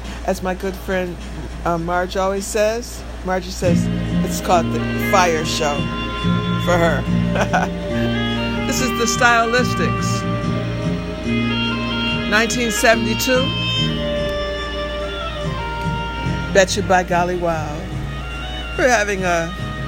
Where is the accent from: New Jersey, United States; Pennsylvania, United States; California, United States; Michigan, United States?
Michigan, United States; Detroit; I'm from Motown, I'm from Detroit, Michigan